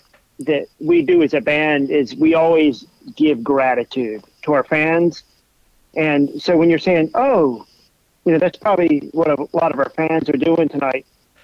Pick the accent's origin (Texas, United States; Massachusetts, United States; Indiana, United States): Massachusetts, United States; And I grew up in Massachusetts, so I can relate to that.